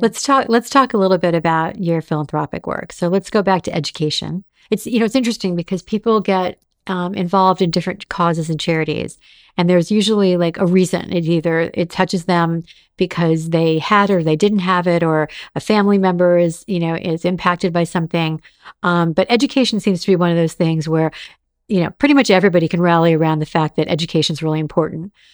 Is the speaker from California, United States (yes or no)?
yes; Los Angeles, California, United States; growing up in Los Angeles